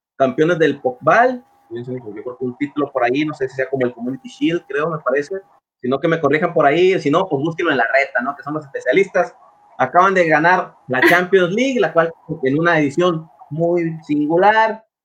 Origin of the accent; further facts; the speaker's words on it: Mexico; en mi país